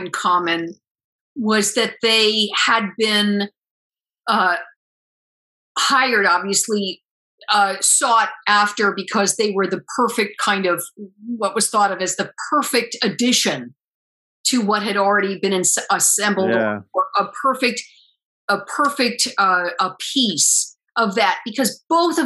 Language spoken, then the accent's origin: English; Bronxville, New York, United States; I'm a bit exaggerating my accent because I'm from Bronxville. I'm from Westchester County